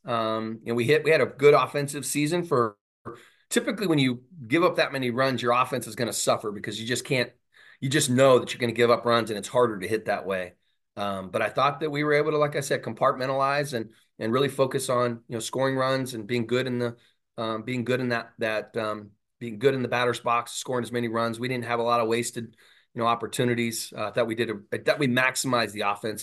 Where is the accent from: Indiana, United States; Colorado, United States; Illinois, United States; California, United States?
California, United States; Southern; moved away; I'm from Southern California